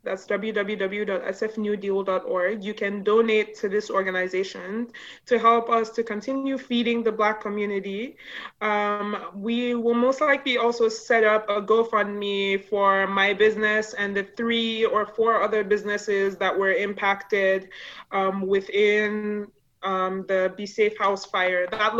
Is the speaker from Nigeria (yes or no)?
yes; Nigeria; first language yo; English is a second language; And Ori in Yoruba language, which is my native tongue, means shea butter.